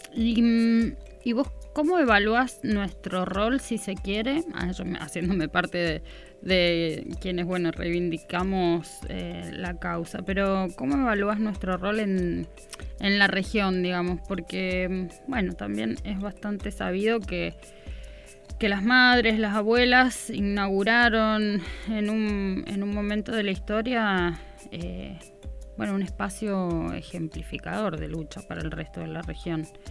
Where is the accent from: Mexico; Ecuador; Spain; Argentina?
Argentina; nosotros como pueblo argentino tenemos una historia